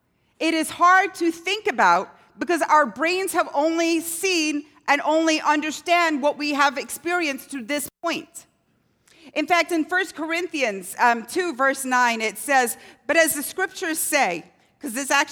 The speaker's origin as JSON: {"language": "English", "region": "Scotland", "country": "United Kingdom", "tie": "born or raised there", "said": "I lived in a town growing up in Scotland where nobody locked their doors."}